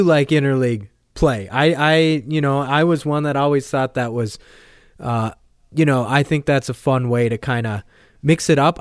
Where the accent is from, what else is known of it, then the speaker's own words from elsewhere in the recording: Minnesota, United States; growing up in Minnesota, uh, the Cubs were my team